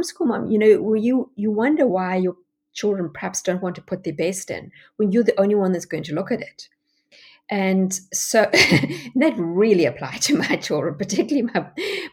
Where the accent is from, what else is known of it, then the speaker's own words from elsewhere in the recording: South Africa; moved away as an adult; now in United States; you can hear from my accent that I'm not American. Well, I am American. I have my American citizenship now, but I actually come from South Africa